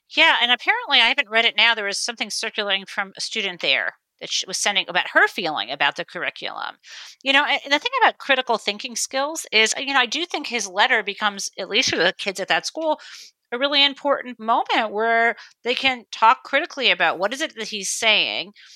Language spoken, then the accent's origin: English; northwest suburbs of Detroit, suburb of Michigan, United States; when I grew up in the suburb of Michigan, it was highly segregated